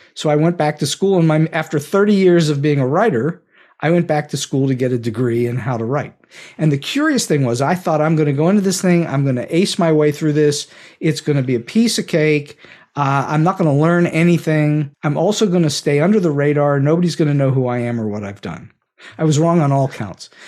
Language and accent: English; Pittsburgh, Pennsylvania, United States; moved away as an adult; Point Park University in Pittsburgh, which is where I grew up. This is my hometown